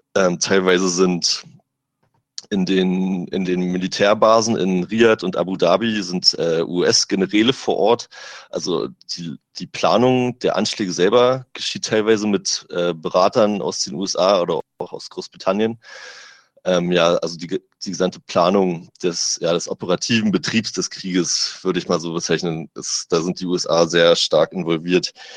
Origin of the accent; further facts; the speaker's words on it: Germany; ich komme aus Deutschland, ich bin deutscher Journalist